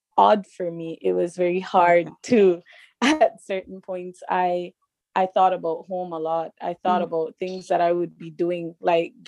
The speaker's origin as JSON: {"language": "English", "country": "Belize", "also_born_or_lived": "Trinidad", "said": "I'm from Belize"}